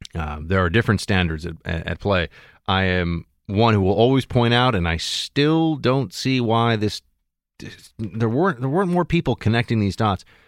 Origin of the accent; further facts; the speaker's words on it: New York City, New York, United States; I was born here. I was born in New York City